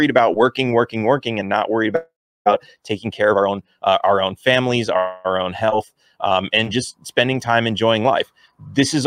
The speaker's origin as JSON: {"language": "English", "region": "California", "country": "United States", "tie": "born or raised there", "said": "I grew up in California, which is very left"}